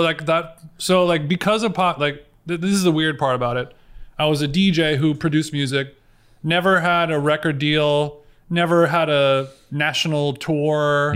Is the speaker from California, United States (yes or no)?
yes; Orange County, California, United States; I grew up in Orange County, so late nineties, I was in high school in Orange County.